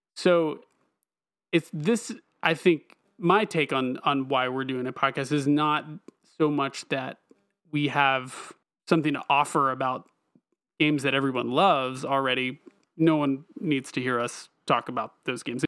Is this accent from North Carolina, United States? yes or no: yes; Eastern North Carolina, United States; also born or lived in Raleigh, North Carolina; I'm originally from Eastern North Carolina